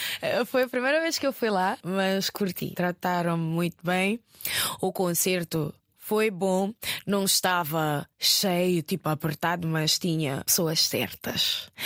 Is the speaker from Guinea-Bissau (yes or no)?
yes; Guinea-Bissau; moved away as an adult; also born or lived in Fajara, Gambia; now in Lisbon, Portugal